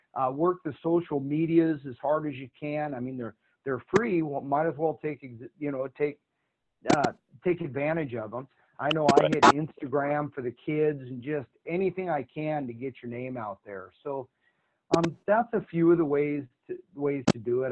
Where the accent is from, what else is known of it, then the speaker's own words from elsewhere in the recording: Oregon, United States; We're from Oregon